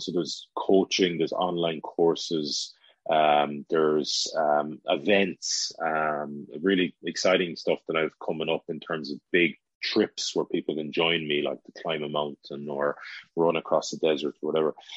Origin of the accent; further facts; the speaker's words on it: Galway, Connacht, Ireland; our hometown, Galway